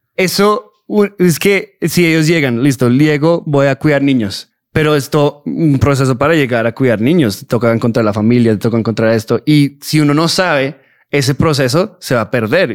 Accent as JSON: {"language": "Spanish", "town": "Fort Worth", "region": "Texas", "country": "United States", "tie": "born or raised there", "said": "yo como tal nací en Texas, en Fort Worth, Texas, de Estados Unidos"}